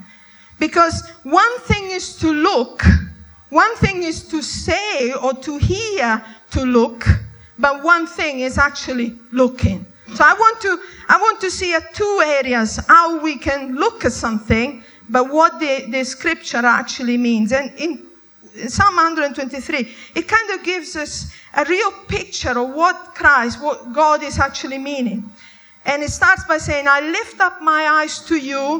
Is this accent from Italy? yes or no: yes; Italy; I was brought up in Italy